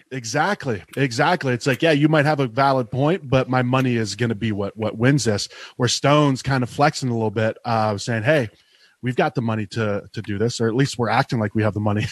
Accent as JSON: {"language": "English", "region": "Eastern Ohio", "country": "United States", "tie": "born or raised there", "moved": "as an adult", "lives_now": "Arizona, United States", "said": "I grew up in Ohio and uh, there was no breweries where I grew up"}